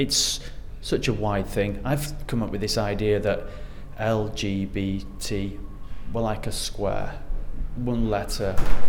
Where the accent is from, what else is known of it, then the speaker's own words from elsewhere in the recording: Leeds, Yorkshire and the Humber, United Kingdom; now in London, United Kingdom; I'm a Leeds lad. I'm from Yorkshire originally. We're down here in the corner of South London.